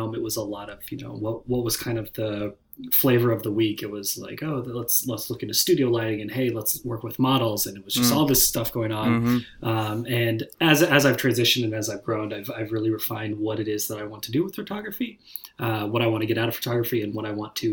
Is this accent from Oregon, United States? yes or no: yes; Portland, Oregon, United States; I'm from Portland, Oregon. I've been here my whole life